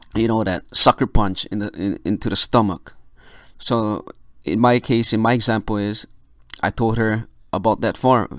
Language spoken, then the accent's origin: English; Philippines; I'm Filipino